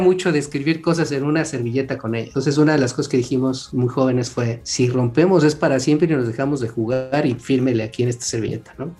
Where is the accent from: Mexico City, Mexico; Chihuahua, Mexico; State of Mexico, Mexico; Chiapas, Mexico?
Mexico City, Mexico; now in Querétaro, Mexico; yo soy de Ciudad de México, ahorita vivo en Querétaro.